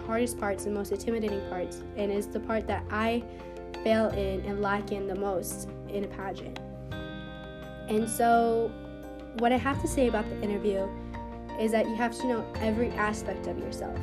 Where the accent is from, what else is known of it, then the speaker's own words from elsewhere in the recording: Kansas City, Kansas, United States; I am 17 years old, and I'm from Kansas City, Kansas.